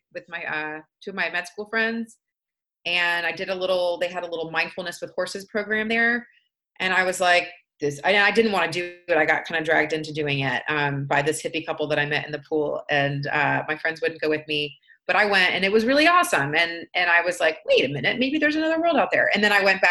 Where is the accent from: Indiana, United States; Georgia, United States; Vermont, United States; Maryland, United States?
Georgia, United States; Atlanta; moved away; also born or lived in Washington; I grew up in Atlanta